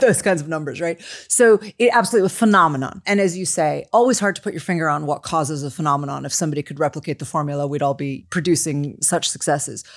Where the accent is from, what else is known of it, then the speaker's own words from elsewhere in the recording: Chicago, Illinois, United States; I come from Chicago